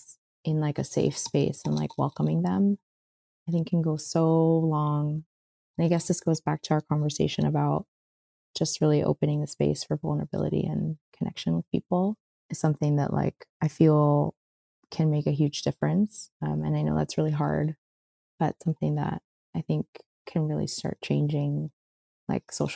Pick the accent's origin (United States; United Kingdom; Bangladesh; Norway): United States; Miami Beach, Florida; I grew up in Miami Beach